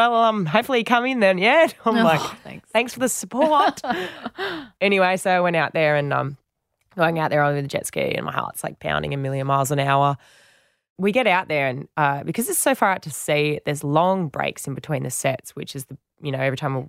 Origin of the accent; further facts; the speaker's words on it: Western Australia, Australia; because I'd done it before growing up in Western Australia.